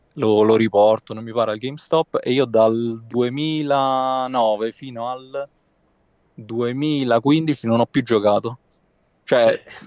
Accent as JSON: {"language": "Italian", "town": "Rome", "region": "Lazio", "country": "Italy", "said": "vengo da Roma, immagino lo, lo sentirai."}